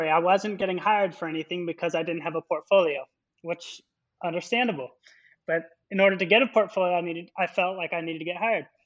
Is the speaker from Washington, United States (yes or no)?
yes; Spokane, Washington, United States; moved away as an adult; also born or lived in Seattle, Washington / Gonzaga University / Rio de Janeiro, Brazil; now in New York City, United States; based out of New York City and Rio de Janeiro, Brazil. Um, but I'm originally from Washington State, and Spokane, many years ago, right? Spokane, Spokane, yeah, born in Seattle, raised in Spokane.